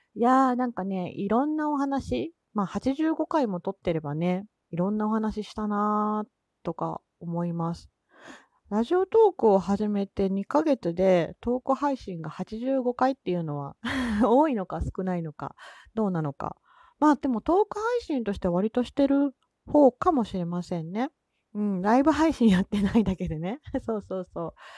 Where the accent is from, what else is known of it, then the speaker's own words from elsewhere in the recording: Kansai, Japan; accent: Kansai dialect; 関西人なので、まあ、関西弁の話だったり